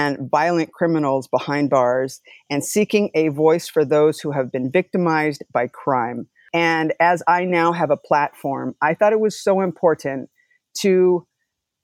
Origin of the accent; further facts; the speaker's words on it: Long Beach, California, United States; I've been a resident of Long Beach for over 30 years, Long Beach State alumni